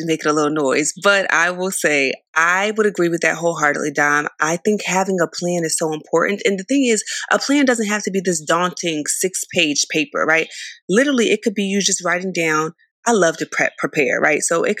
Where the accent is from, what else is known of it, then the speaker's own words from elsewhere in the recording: Philadelphia, Pennsylvania, United States; Now, I'm from the East Coast, y'all. I'm from Philly.